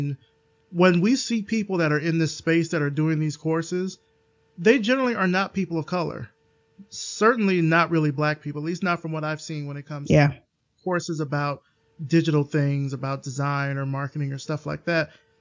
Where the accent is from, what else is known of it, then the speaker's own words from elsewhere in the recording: Alabama, United States; I'm from Alabama